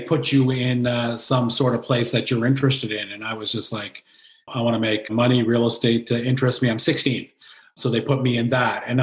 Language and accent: English; Kingston, Ontario, Canada; I'm born and raised in Kingston, Ontario